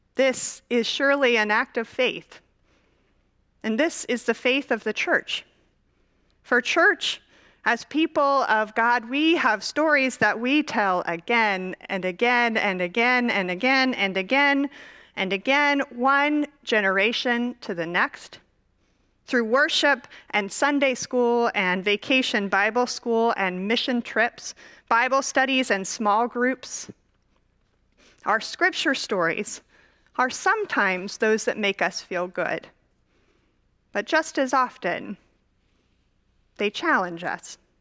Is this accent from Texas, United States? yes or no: yes; Dallas, Texas, United States; I grew up in Dallas, Texas.